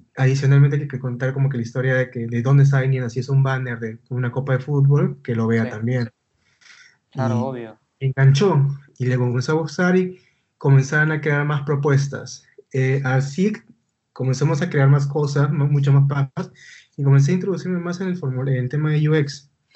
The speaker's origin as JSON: {"language": "Spanish", "region": "Lima", "country": "Peru", "said": "yo soy de Lima, Perú."}